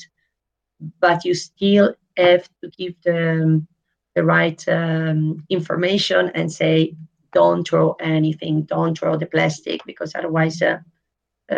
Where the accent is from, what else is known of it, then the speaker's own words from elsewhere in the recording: Italy; now in Netherlands; I was born in Italy.